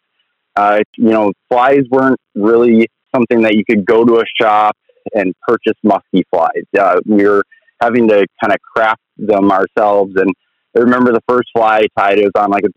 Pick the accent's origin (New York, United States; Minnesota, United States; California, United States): Minnesota, United States; Minneapolis–Saint Paul; I grew up in Minnesota, actually, kind of in the Twin Cities